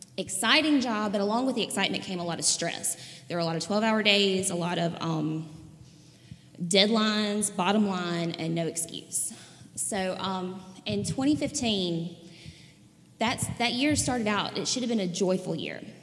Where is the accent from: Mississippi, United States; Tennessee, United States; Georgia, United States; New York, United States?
Mississippi, United States; Raleigh; I'm from Raleigh, Mississippi